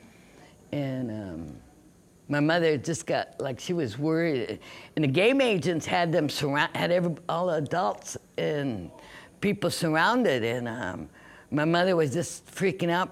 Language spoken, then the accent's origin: English; Nisqually River, Washington, United States; we grew up on the Nisqually River